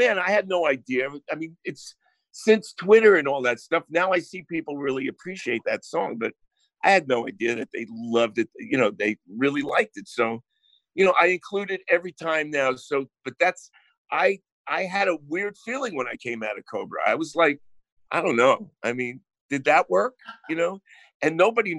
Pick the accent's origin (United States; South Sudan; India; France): United States; New Jersey; accent: Jersey; also born or lived in Bayonne, New Jersey; I grew up in New Jersey